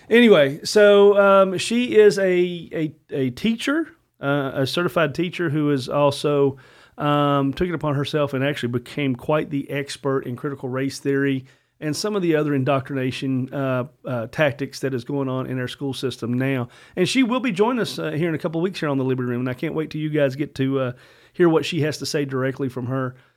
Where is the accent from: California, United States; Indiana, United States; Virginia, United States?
Virginia, United States; I was born in Virginia. Virginia's my state. Virginia's my home